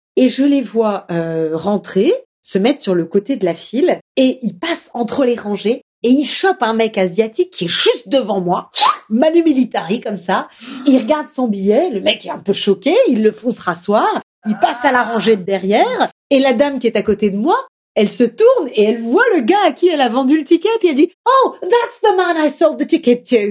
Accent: Strasbourg, Grand Est, France; je suis strasbourgeoise

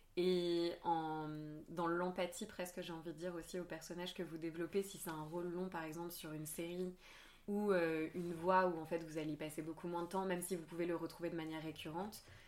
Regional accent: Marseille, Provence-Alpes-Côte d'Azur, France; j'ai grandi à Marseille

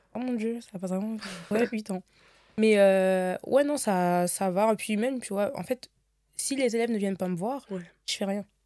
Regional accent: Seine-et-Marne, Île-de-France, France; je viens de Montreux, du coup, ouais. dans le 77

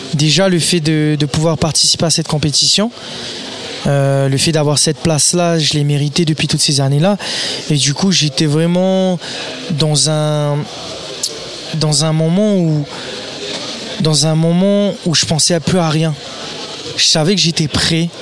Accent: French Polynesia; chez moi à Tahiti devant toute ma famille

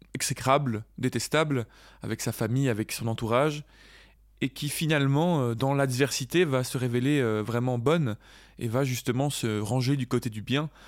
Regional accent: Belgium; on est belge

